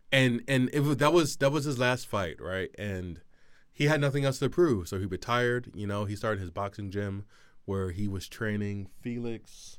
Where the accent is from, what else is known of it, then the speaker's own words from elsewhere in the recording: Philadelphia, Pennsylvania, United States; growing up in Philly